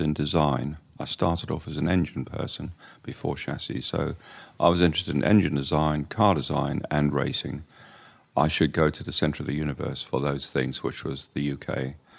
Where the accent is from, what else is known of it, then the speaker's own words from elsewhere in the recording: Durban, KwaZulu-Natal, South Africa; moved away as an adult; now in England; I grew up in Durban in a racing family